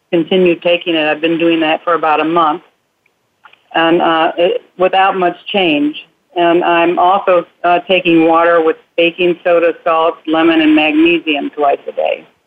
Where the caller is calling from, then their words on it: Rockwall, Texas, United States; from Rockwall, Texas.